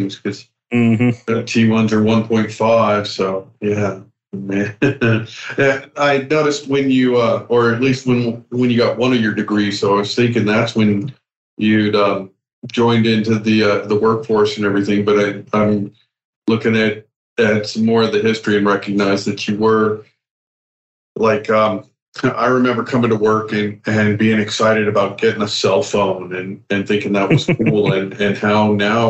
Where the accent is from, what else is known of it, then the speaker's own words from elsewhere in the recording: Los Alamos, New Mexico, United States; growing up in Los Alamos, where the home of the nuclear bomb